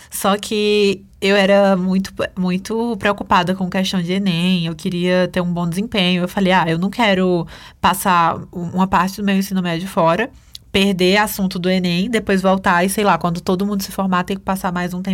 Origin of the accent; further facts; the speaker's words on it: Brazil; Eu não, eu sou, eu sou brasileira.